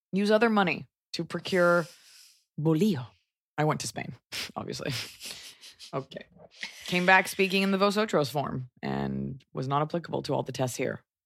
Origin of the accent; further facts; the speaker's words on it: United States; as an American